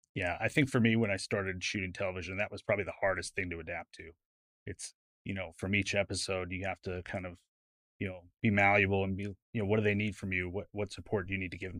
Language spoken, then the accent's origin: English; California, United States; now in Dallas, United States; I grew up in California.